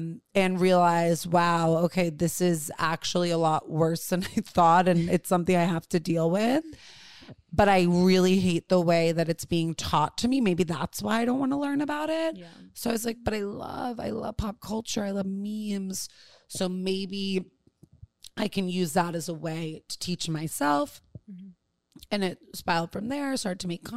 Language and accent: English; New York City, New York, United States; I grew up with tremendous privilege on the Upper East Side of Manhattan